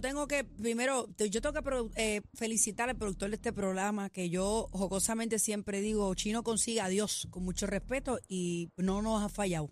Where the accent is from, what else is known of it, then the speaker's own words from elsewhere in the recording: Puerto Rico; nacimos en Country Club